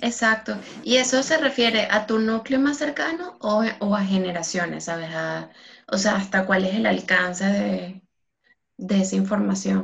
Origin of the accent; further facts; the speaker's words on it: Venezuela; moved away; mi experiencia como, sea, como venezolana, que nosotros literalmente no, la familia se, se, des, cada quien está en un país diferente